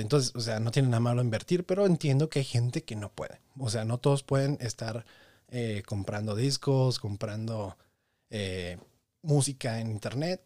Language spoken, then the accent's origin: Spanish; Tepic, Nayarit, Mexico; crecí en Tepic Nayarit